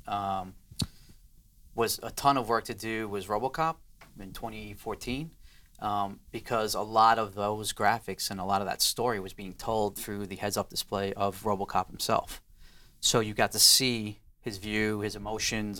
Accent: New York City, New York, United States; I'm from Queens

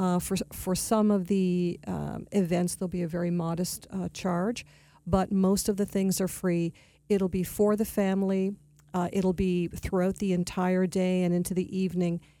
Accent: Toronto, Ontario, Canada; moved away as an adult; also born or lived in Montreal; now in Palm Beach County, United States; I am a native Torontonian, so I'm from Canada

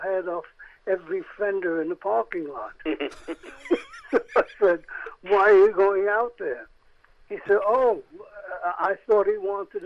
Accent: New York City, New York, United States; I'm a Jew from the Lower East Side.

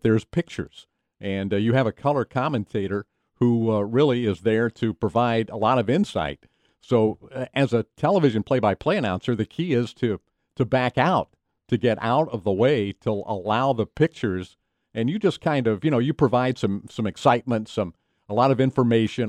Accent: Knoxville, Tennessee, United States; I grew up in Knoxville, Tennessee

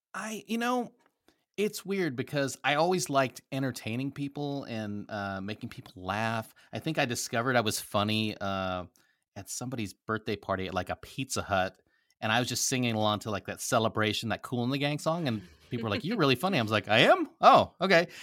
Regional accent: Nebraska, United States; also born or lived in Philippines; I grew up in a very small town in Nebraska

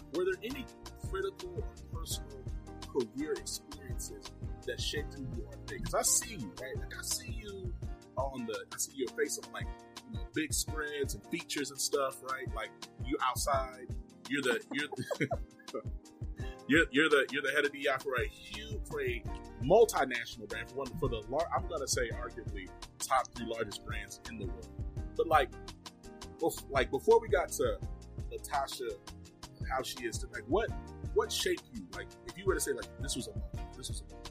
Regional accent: Rome, Georgia, United States; also born or lived in Mississippi; I was born in Rome, Georgia

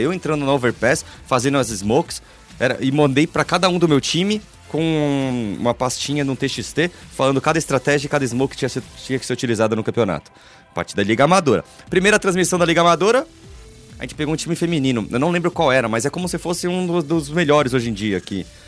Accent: São Paulo, Brazil; moved away; Eu, eu sou do Tatuapé, nessa época eu morava no Tatuapé.

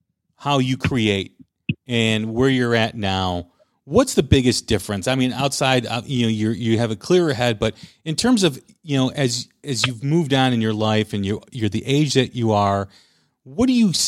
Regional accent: Chicago, Illinois, United States; I grew up in Chicago.

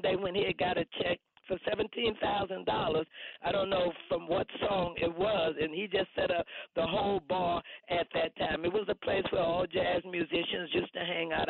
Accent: East St. Louis, Illinois, United States; also born or lived in Bronx, New York; now in New York, United States; I'm from East St. Louis, Illinois

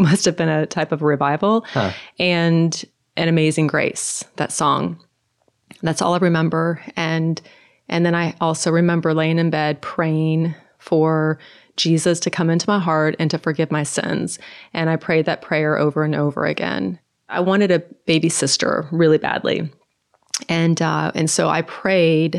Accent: Norway; moved away; originally I'm from Norway, and all of my family in Norway are unbelievers

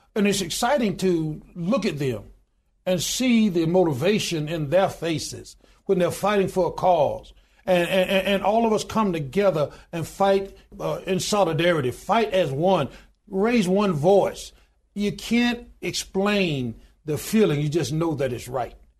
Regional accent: Goodwater, Alabama, United States; I was born in a little small town in Goodwater, Alabama, population twelve hundred and ninety-two today

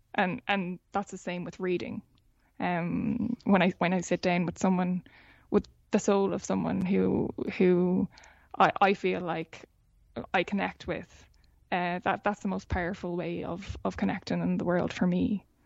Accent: Ireland; being Irish

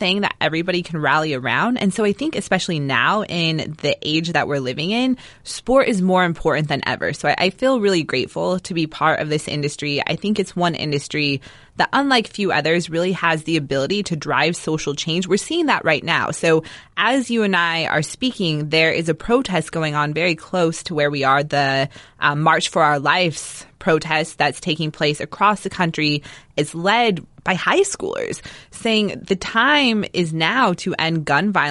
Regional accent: Denver, Colorado, United States; now in Malibu, United States; I grew up in Denver

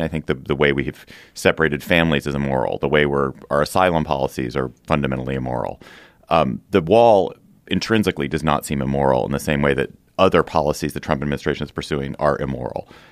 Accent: Washington, District of Columbia, United States; here in Washington, D C, my hometown

